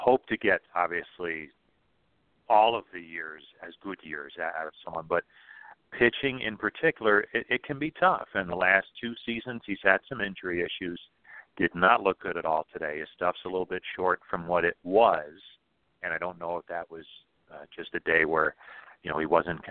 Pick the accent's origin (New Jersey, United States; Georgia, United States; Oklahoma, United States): New Jersey, United States; moved away; I grew up in New Jersey